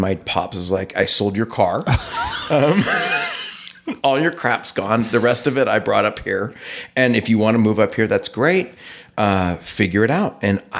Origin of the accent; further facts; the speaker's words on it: Sacramento, California, United States; now in Idaho, United States; I am originally from Sacramento, California.